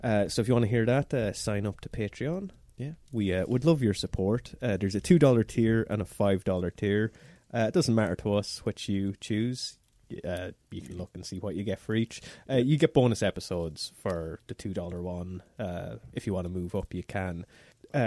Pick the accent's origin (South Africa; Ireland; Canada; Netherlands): Ireland; Midlands; Ulster Midlands. I'm from the Midlands